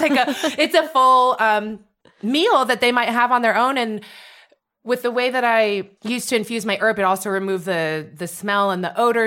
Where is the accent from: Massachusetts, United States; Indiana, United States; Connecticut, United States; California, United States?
California, United States; San Francisco Bay Area; moved away as an adult; also born or lived in Philadelphia; now in New York, United States; I'm from the San Francisco Bay Area